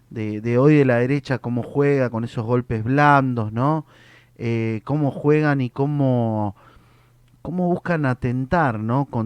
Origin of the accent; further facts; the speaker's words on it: Argentina; Y eso es a veces lo que, lo que necesitamos como argentinos, ¿no?